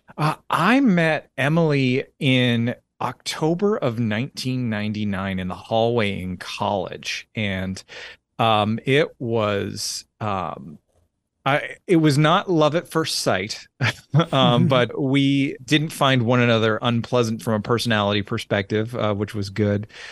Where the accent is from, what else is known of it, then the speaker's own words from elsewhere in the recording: Orangeville, Ontario, Canada; moved away as an adult; also born or lived in Alberta / London, Ontario; now in Tennessee, United States; I was born in Orangeville, Ontario, lived, uh, bounced around, uh, between Ontario and, uh, the province of Alberta, uh, a fair bit